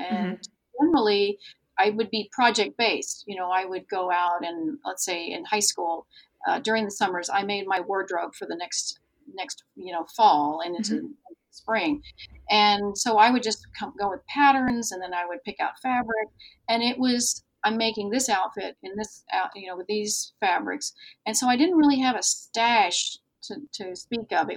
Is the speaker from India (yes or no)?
no; Germany; moved away; I grew up in Germany